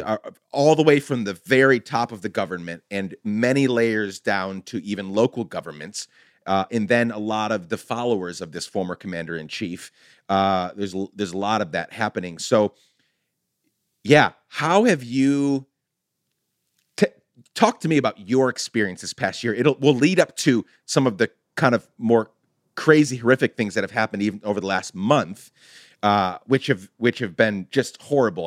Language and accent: English; Guatemala; now in United States; being the son of a Guatemalan immigrant, growing up in Guatemala, coming here